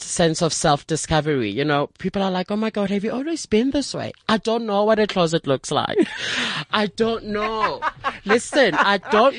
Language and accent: English; Soweto, Gauteng, South Africa; I'm a Sowetan.